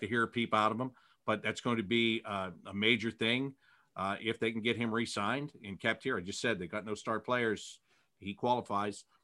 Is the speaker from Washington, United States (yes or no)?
no; Pittsburgh, Pennsylvania, United States; moved away; I was born in Pittsburgh